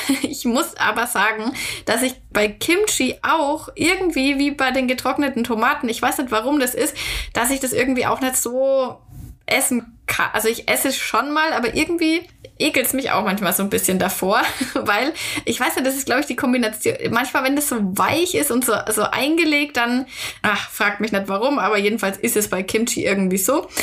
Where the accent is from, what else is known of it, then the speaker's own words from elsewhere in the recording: Germany; bei uns in Deutschland